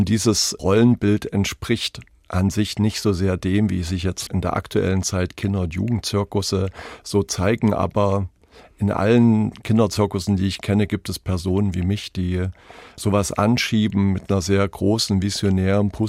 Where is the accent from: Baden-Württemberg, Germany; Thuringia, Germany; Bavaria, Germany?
Thuringia, Germany; Weimar; born there; In Weimar.